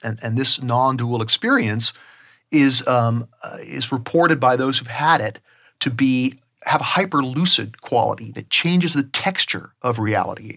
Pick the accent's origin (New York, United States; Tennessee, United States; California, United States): California, United States; Southern; growing up in Southern California